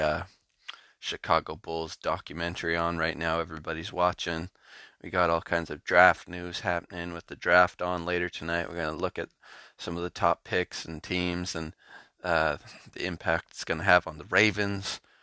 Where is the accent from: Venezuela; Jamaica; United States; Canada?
Canada; I'm Canadian